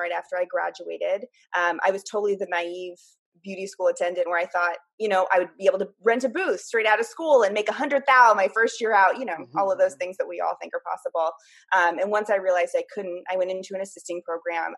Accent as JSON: {"language": "English", "town": "Half Moon Bay", "region": "California", "country": "United States", "tie": "born or raised there", "also_born_or_lived": "Menlo Park, California / San Jose, California", "said": "I grew up in Half Moon Bay. So I went to elementary school through high school out here."}